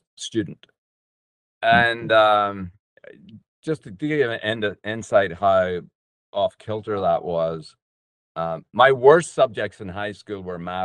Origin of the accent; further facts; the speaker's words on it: Northern Ireland, United Kingdom; I was born and raised in Northern Ireland.